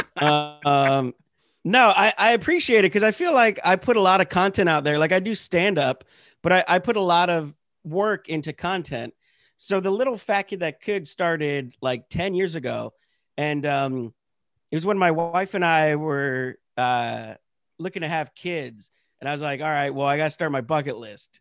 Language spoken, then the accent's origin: English; Pennsylvania, United States; moved away; I'm from Pennsylvania. You know, I was born and raised, like, in the Hicks